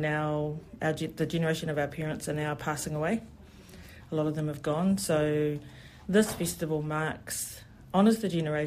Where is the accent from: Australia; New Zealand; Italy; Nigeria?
New Zealand; I'm a first generation New Zealand born, so I didn't grow up with that, you know. So my parents decided not to teach me my native language of Samoan